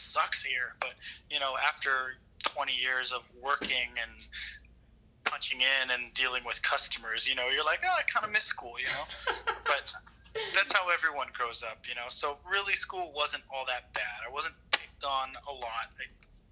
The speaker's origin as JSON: {"language": "English", "town": "Waianae", "region": "Hawaii", "country": "United States", "tie": "born or raised there", "said": "born and raised in Waianae."}